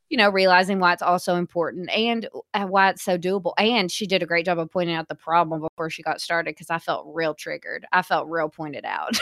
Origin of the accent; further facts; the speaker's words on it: Hot Springs, Arkansas, United States; I was from Hot Springs, and our movie theaters were rough